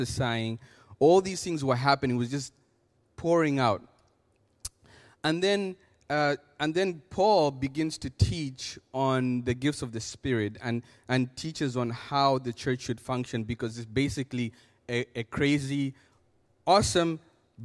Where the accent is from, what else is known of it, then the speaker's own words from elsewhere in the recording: Zambia; moved away; I come from Zambia, Africa